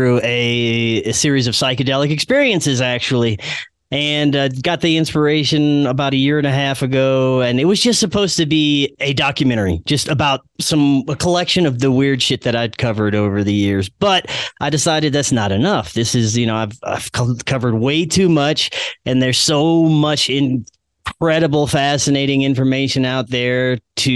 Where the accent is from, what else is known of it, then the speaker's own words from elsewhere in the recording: Louisiana, United States; moved away; my home state of Louisiana